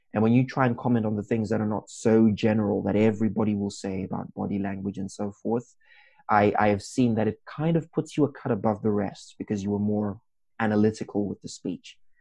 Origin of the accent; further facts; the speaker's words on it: Zimbabwe; moved away as an adult; now in Wrocław, Poland; I come from Zimbabwe